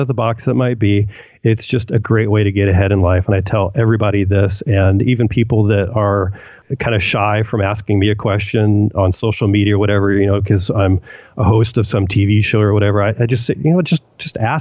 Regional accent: Washington, United States; moved away as an adult; also born or lived in Upland, California; now in San Diego, United States; I was actually raised up in your neck of the woods in the Northwest

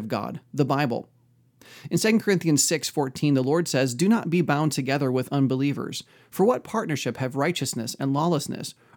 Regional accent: United States; I am American

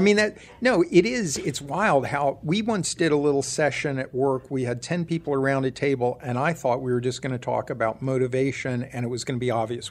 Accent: Ohio, United States; I grew up in Ohio

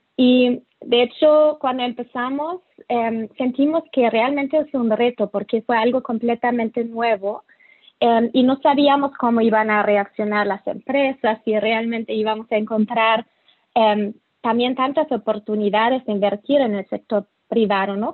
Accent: Germany; Spanish is a second language; moved away; also born or lived in Mexico City, Mexico / Latin America; soy alemana

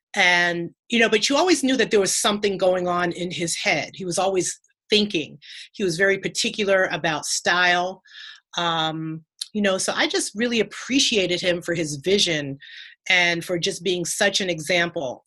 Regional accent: Mount Vernon, New York, United States; I'm from Mount Vernon, New York

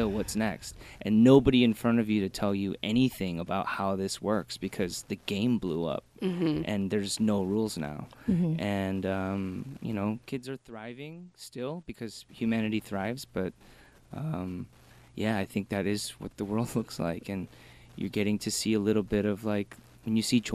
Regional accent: Michigan, United States; also born or lived in Korea; I'm from Michigan, so we had like a couple, maybe like 100,000 Korean people.

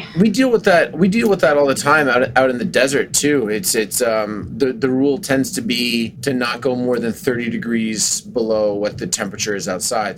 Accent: Canada; moved away; the Canadian in me

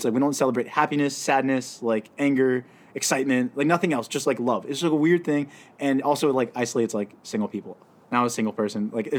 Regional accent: United States; We're Americans.

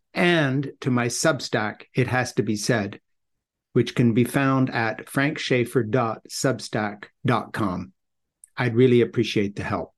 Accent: Switzerland; I grew up in Switzerland in this little mission compound.

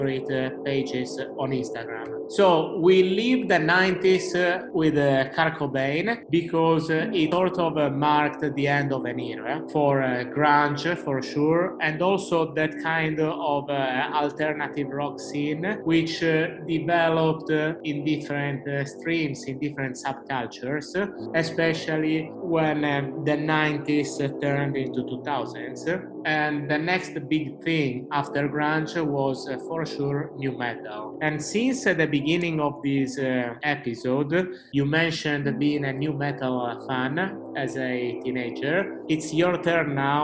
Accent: Cagliari, Sardinia, Italy; now in London, United Kingdom; Today I'm not recording from London, but I'm recording from my hometown, Cagliari in Sardinia

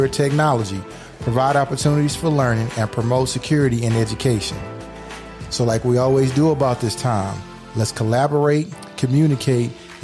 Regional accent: Texas, United States; I'm from Texas.

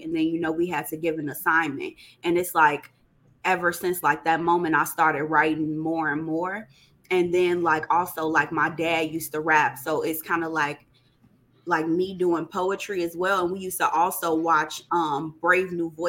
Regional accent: Chicago, Illinois, United States; I'm from Chicago, and I am a poet.

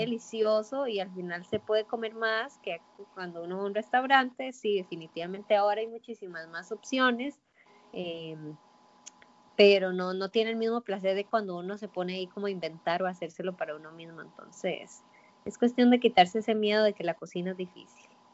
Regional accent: Costa Rica; como buena tica

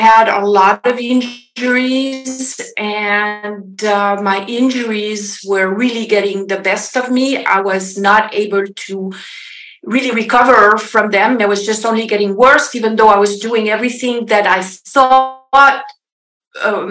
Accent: French part of Switzerland, Romandy, Switzerland; moved away as an adult; now in Los Angeles, United States; I am from Switzerland originally, if you wonder about my accent. So I originally the French part of Switzerland. I grew up on a farm.

